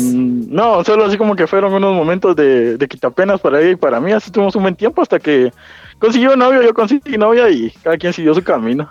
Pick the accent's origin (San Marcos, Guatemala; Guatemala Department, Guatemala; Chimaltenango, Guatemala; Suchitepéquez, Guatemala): Chimaltenango, Guatemala; yo soy de Chimal